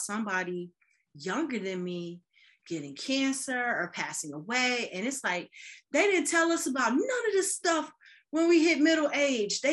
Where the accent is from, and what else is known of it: Chicago, Illinois, United States; moved away as an adult; also born or lived in Boston